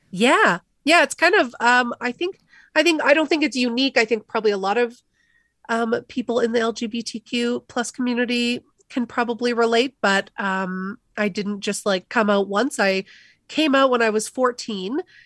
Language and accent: English; Calgary, Alberta, Canada; Calgary thinks, you know, where I'm from